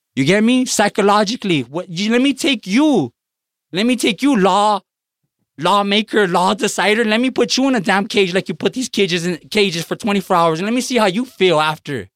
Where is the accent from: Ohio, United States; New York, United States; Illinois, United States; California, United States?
California, United States; Los Angeles; growing up in East Los Angeles